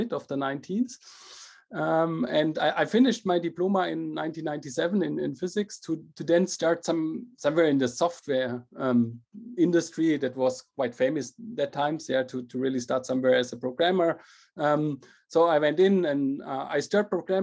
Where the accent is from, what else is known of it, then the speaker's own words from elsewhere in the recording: Germany; also born or lived in Paris / Shanghai / St. Gallen; Started at HFU in Germany. That's a German university near my hometown